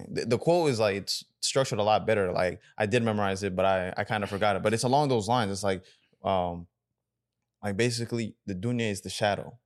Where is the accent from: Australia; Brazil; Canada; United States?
United States; we grew up in America